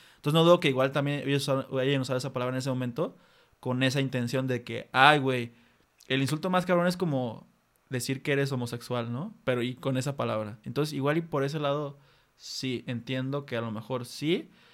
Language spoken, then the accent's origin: Spanish; Mexico; Aquí en México